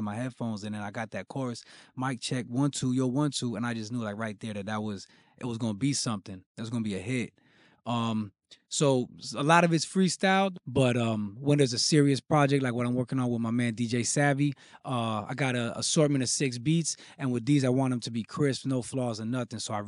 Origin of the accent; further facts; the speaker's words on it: Broward County, Florida, United States; Born and raised in Broward County, Florida. You know, 954